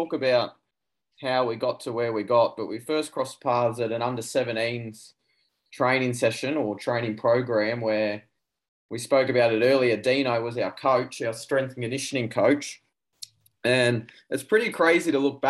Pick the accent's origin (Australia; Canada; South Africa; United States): Australia; Glenmore Park, New South Wales; I grew up in Glenmore Park, played for Glenmore